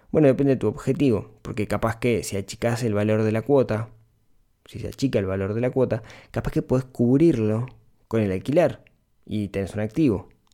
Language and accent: Spanish; Ciudad de la Costa, Canelones, Uruguay; soy de la ciudad de la costa, soy de Shangri-La toda la vida, viví toda mi vida allá